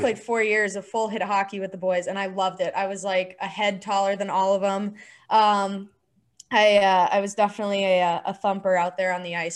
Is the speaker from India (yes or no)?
no; Chandler, Arizona, United States; I grew up in Arizona